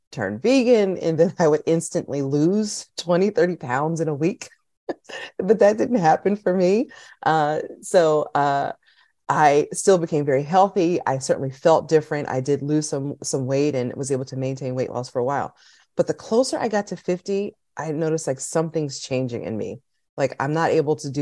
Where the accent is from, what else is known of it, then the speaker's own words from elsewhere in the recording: Pennsylvania, United States; I'm from Pennsylvania, which is in Northeast America